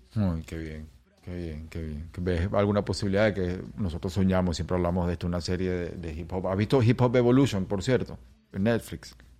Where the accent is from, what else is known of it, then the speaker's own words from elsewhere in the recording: Venezuela; now in Los Angeles, United States; Yo soy un venezolano, yo soy un venezolano rapero que ya tiene tiempo aquí en Los Ángeles